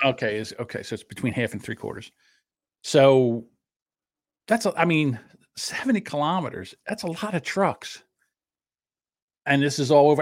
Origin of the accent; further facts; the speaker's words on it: New Jersey, United States; I'm from New Jersey